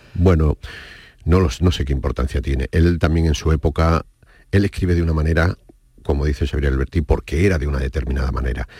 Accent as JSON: {"language": "Spanish", "town": "Casablanca", "region": "Casablanca-Settat", "country": "Morocco", "tie": "born or raised there", "also_born_or_lived": "Seville, Spain", "moved": "as an adult", "lives_now": "Spain", "said": "Yo cuando llegué de, Marruecos, de Casablanca, a la primera ciudad que fui, fui a Sevilla a estudiar Bellas Artes"}